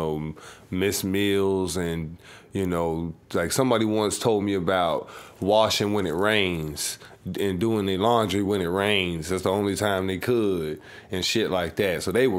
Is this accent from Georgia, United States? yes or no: yes; Savannah, Georgia, United States; You know, I was stuck on the South Side mainly. I didn't get to move around like that.